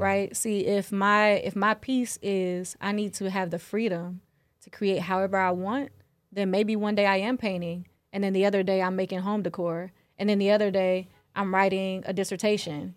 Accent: the South, United States; I'm from the South, so we, we learn about that in school

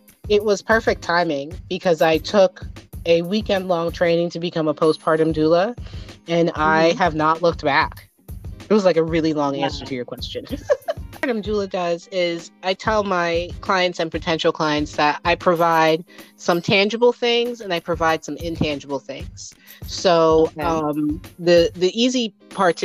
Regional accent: New Jersey, United States; moved away as an adult; now in Henrico, United States; I am originally from New Jersey. I like to tell people that's why I sound like this. I grew up in New Jersey

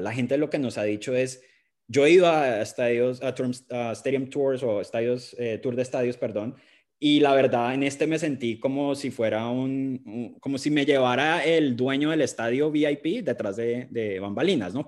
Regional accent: Colombia; now in England, United Kingdom; yo soy colombiano viviendo aquí en Inglaterra

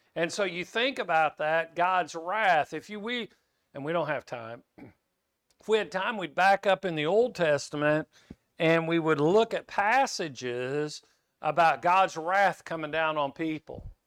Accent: Kansas, United States; I grew up in Kansas

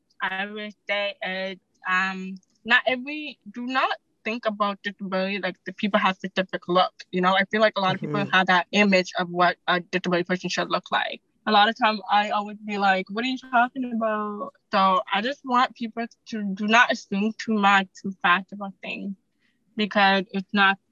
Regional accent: Jamaica; I'm from the island. I'm Jamaican

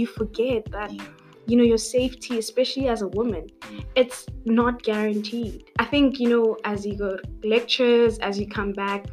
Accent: Pretoria, Gauteng, South Africa; I'm 21. I'm from Pretoria.

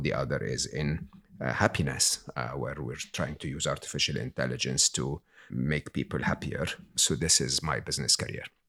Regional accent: Egypt; moved away; I was born and raised in Egypt

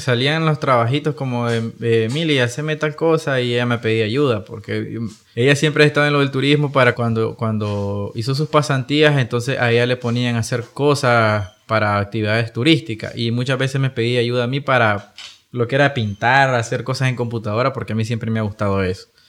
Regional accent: Nicaragua; nosotros como nicas

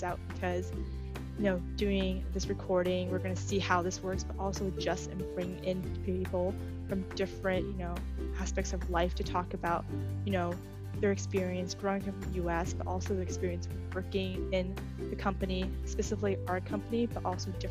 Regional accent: Vancouver, British Columbia, Canada; first language English; moved away as an adult; now in Seattle, United States; I'm born and raised in Vancouver, Canada. Been there for about 26 years until recently I moved to the US, specifically Seattle

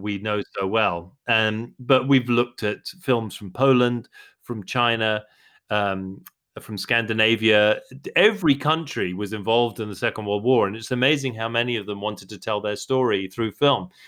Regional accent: London, United Kingdom; I'm a Londoner. I was born in London. I grew up in London

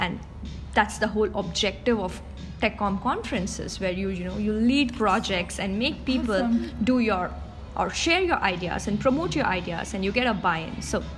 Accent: India; now in Georgia; I work in Georgia, but I'm basically from India. This is my first time in Sofia

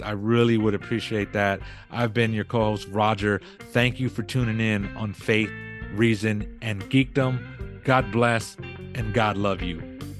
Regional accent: Texas, United States; I'm in Texas. I'm from Texas, so we're big on barbecue

